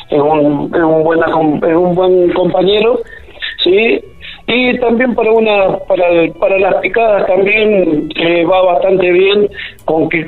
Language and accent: Spanish; Mendoza, Argentina; now in La Rioja, Argentina; darme la oportunidad de dar a conocer esta bella, esta bella costa riojana, a la cual hace 13 años que llegué de Mendoza y la verdad que, me enamoré a primera vista.